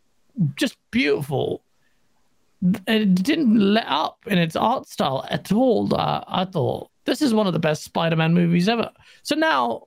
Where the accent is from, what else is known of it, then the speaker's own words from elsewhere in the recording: England, United Kingdom; me as an English person